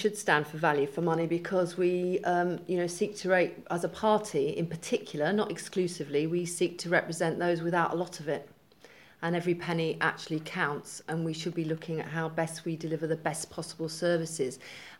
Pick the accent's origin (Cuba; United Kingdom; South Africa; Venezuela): United Kingdom; England; Actually, I'm a patriot. I'm very proud of being English.